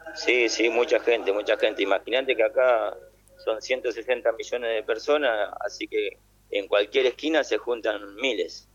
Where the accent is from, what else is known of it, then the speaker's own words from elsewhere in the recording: Argentina; moved away as an adult; now in Bangladesh; estoy muy orgulloso de ser argentino